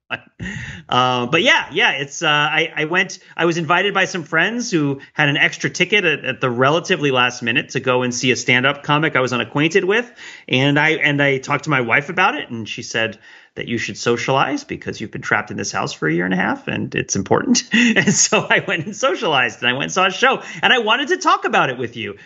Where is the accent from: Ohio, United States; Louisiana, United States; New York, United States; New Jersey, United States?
New York, United States; around New York City, United States; now in Boston, United States; I grew up around New York City